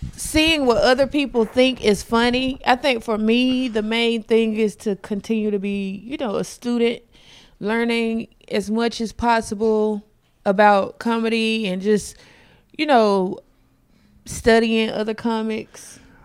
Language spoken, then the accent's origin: English; South Carolina, United States; moved away; I'm from South Carolina originally